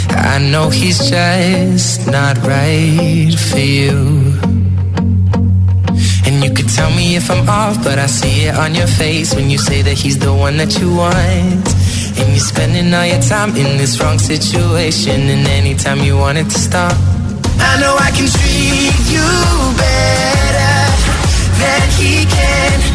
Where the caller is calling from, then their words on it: Valencia, Valencian Community, Spain; A ver Hola … de Valencia.